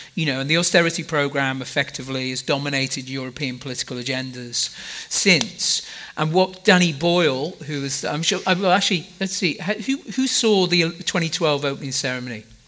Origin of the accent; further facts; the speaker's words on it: Liverpool, North West England, United Kingdom; I'm from Liverpool in, in the UK.